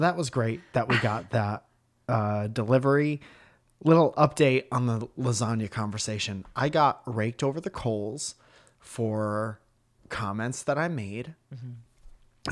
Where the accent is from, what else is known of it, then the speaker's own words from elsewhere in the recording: Northeast, United States; we're from the Northeast and mm-hmm. we're very used to snow and ice